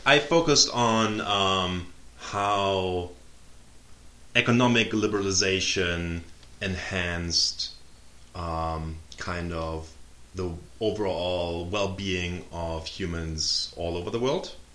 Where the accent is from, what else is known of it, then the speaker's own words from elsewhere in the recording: Germany; English is a second language; moved away as an adult; also born or lived in Tampa, Florida / Munich; now in United States; I'm uh, originally born and raised in Germany uh, until age 23, and then I moved to the US